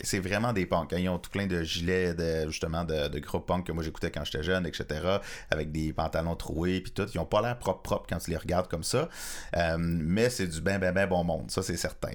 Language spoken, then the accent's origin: French; Cloutier, Quebec, Canada; je viens de Cloutier, c'est-à-dire que je suis né à Baudry, ah. juste à côté de Cloutier